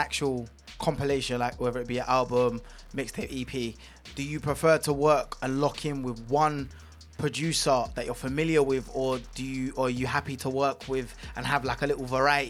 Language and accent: English; London, United Kingdom; He's from North, I'm from South.